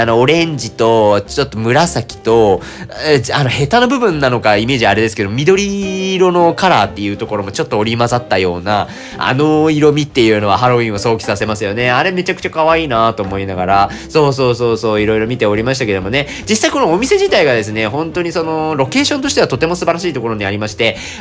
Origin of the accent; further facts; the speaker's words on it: Sasebo, Nagasaki, Japan; moved away; 長崎県の佐世保市にちょっと帰省をしておりました